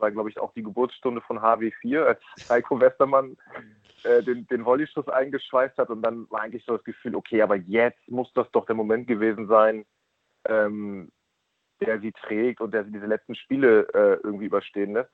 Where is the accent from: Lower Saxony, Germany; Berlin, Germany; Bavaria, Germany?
Lower Saxony, Germany; Braunschweig area; now in Hamburg, Germany; ich bin kein gebürtiger Braunstädter, sondern als Gitarraner, aber ähm, also als Gitarraner ist man dann halt Braunschweiger